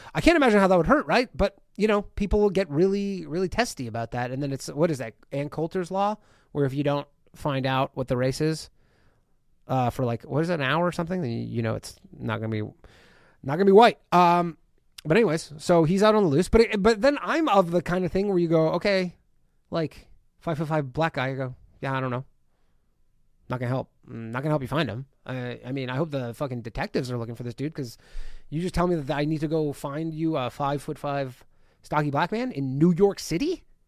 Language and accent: English; Canada; I'm from Canada